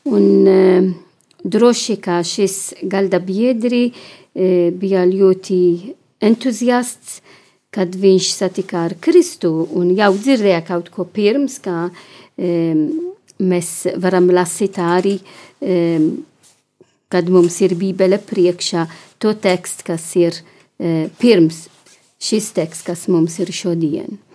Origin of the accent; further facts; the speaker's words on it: Malta; now in Latvia; Es esmu no Maltas